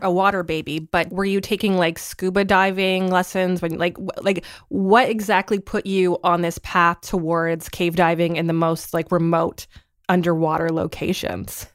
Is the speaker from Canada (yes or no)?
yes; Southern Ontario, Canada; I grew up in Southern Ontario